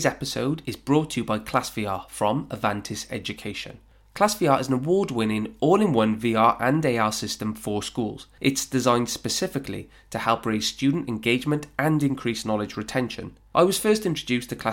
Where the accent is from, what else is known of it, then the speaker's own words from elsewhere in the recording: Welsh, Wales, United Kingdom; As a Welshman